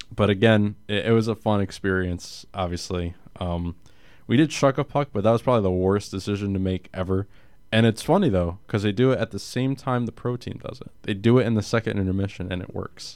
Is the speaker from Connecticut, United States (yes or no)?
yes; Connecticut, United States; Grew up in Connecticut, Islanders guy all the way